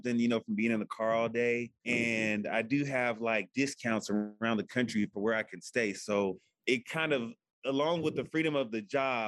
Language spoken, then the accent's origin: English; Houston, Texas, United States; I'm from Houston